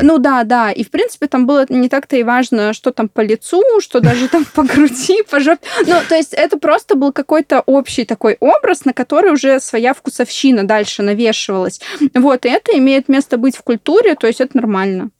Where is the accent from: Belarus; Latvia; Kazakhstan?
Belarus; я просто сама из Беларуси